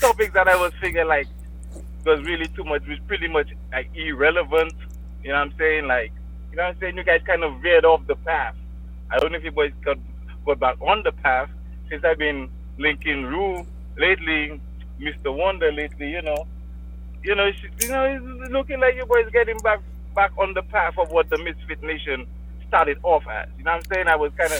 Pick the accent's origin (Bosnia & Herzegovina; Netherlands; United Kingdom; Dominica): Dominica